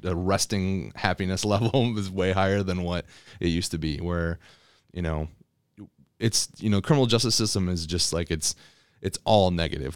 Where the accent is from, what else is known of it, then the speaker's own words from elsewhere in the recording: Elsie, Michigan, United States; also born or lived in Miami, Florida; I grew up in L C, Michigan